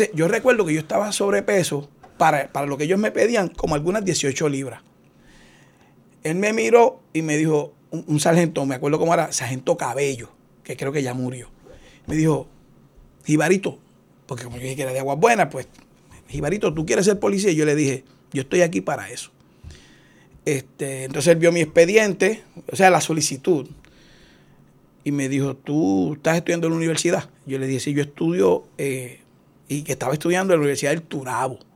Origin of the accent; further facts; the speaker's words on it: Aguas Buenas, Puerto Rico; now in Cidra, Puerto Rico; yo soy de Aguas Buenas. Eh, ahora resido en Sidra